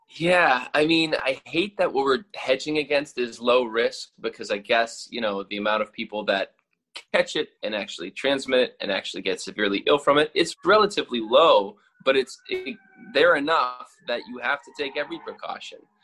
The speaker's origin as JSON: {"language": "English", "town": "Louisville", "region": "Kentucky", "country": "United States", "tie": "born or raised there", "moved": "as an adult", "lives_now": "New York, United States", "said": "I'm from Kentucky originally grew up in Louisville"}